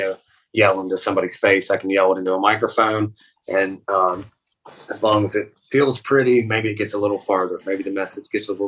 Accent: West Virginia, United States; now in Columbus, United States; we're from West Virginia

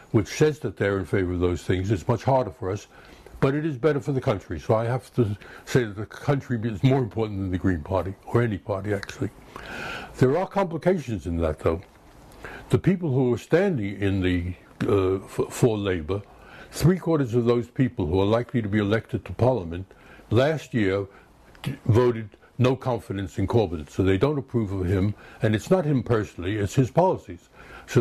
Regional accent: United States; moved away as an adult; now in United Kingdom; as an American coming from the chaos of American health service

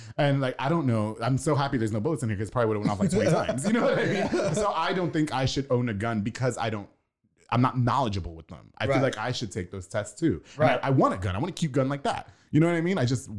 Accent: Long Island, New York, United States; now in Texas, United States; I'm from Long Island, so we have the beach every 15 minutes.

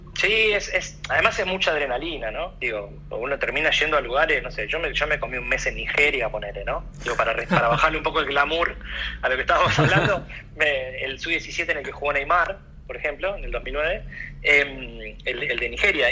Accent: Argentina; como argentino

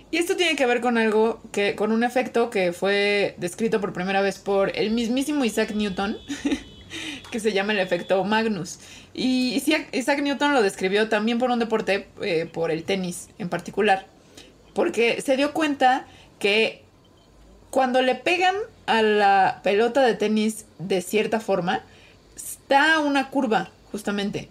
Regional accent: Mexico; siendo mexicana

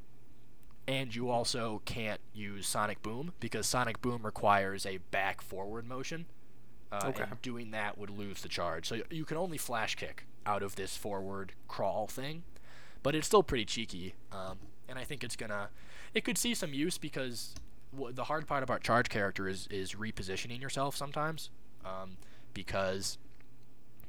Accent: United States; I'm an American player.

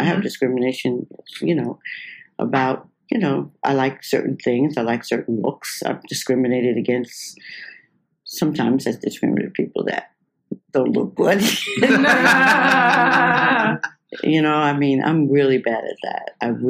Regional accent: South Carolina, United States; like we're from South Carolina, trying to make it in the business.

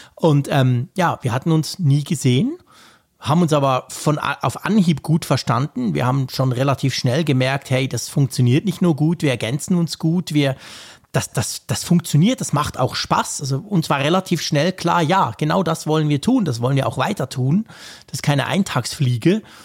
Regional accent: Switzerland; also born or lived in Bern; bei uns in der Schweiz

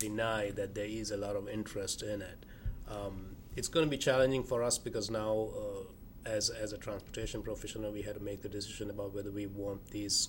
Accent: Sri Lanka; now in United States; Growing up in Sri Lanka in Southeast Asia

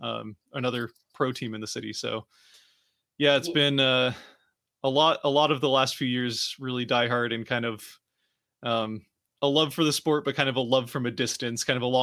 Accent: Seattle, Washington, United States; born and raised in Seattle.

